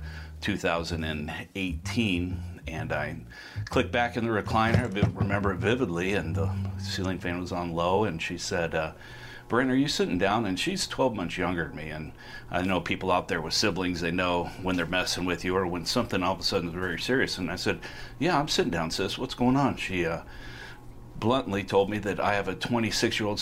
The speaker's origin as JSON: {"language": "English", "town": "Council Bluffs", "region": "Iowa", "country": "United States", "tie": "born or raised there", "moved": "as an adult"}